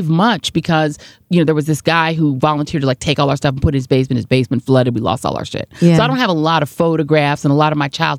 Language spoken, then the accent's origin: English; New York City, New York, United States; So I was born in Brooklyn.